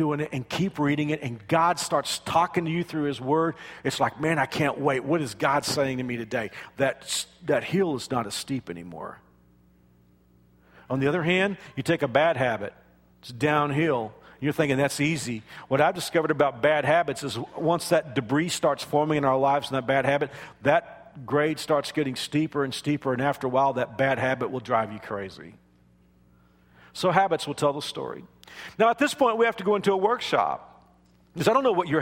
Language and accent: English; Kansas, United States; I'm from Kansas